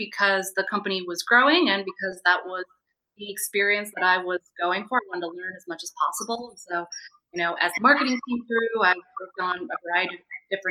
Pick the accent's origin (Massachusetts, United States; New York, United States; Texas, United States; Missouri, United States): Massachusetts, United States; suburbs of Boston; also born or lived in Montreal, Canada; I grew up in the suburbs of Boston